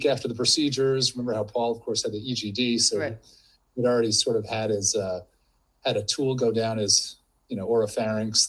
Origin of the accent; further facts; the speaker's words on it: New Jersey, United States; moved away as an adult; I grew up in New Jersey, but in a Mormon family